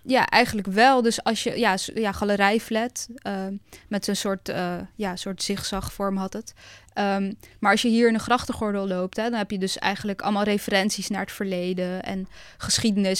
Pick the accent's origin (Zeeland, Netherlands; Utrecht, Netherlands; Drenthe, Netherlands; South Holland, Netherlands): South Holland, Netherlands; Zoetermeer; moved away; also born or lived in Amsterdam; ik ben opgegroeid in Zoetermeer in een hele grote flat